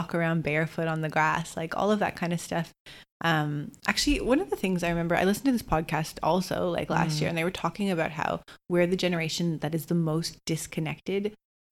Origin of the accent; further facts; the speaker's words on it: Toronto, Ontario, Canada; moved away as an adult; also born or lived in Bondi, Australia; now in Gold Coast, Australia; we grew up in Toronto, Canada, like a concrete jungle